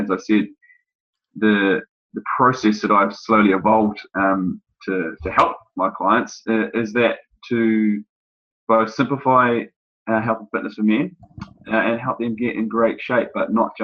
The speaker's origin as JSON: {"language": "English", "country": "New Zealand", "tie": "born or raised there", "also_born_or_lived": "United Kingdom", "moved": "as an adult", "lives_now": "Sydney, Australia", "said": "having grown up in New Zealand. My accent may come through to some of you"}